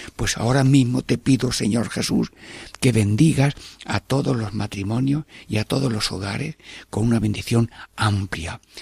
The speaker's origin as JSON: {"language": "Spanish", "town": "Albanchez de Mágina", "region": "Andalusia", "country": "Spain", "tie": "born or raised there", "said": "mi pueblo, Albanchez de Maginajem"}